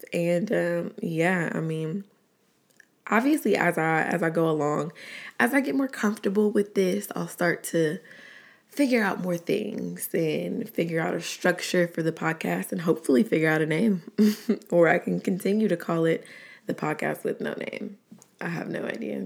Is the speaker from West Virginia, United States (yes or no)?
no; Atlanta, Georgia, United States; also born or lived in College Park, Georgia / Riverdale, Georgia; I was born and raised in Atlanta, Georgia. Southside, more specifically